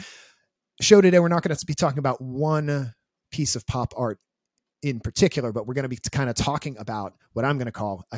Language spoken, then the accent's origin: English; Washington, District of Columbia, United States; I'm from Washington, D.C.